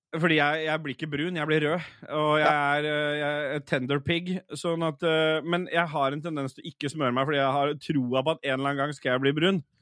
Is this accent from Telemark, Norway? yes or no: no; Oslo, Norway; har jeg på en måte bare bodd i en sånn blokkleilighet sånt, øh, oppe på Lambertseter